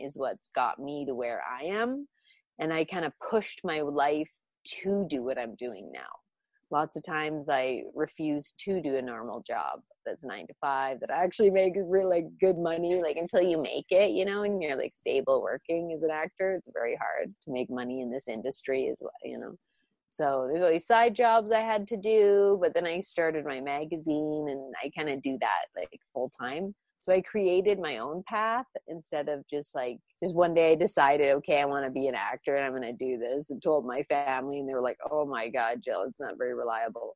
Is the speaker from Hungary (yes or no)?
no; Canada; also born or lived in Romania; My background is Jewish and Orthodox Catholic from my Romanian side, but I grew up in Canada, Anglican